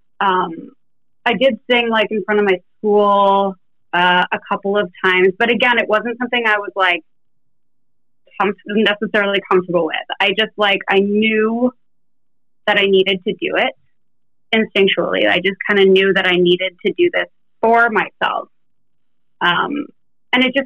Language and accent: English; Sudbury, Ontario, Canada; I actually went to a really cool high school. This is in Canada, by the way. I'm Canadian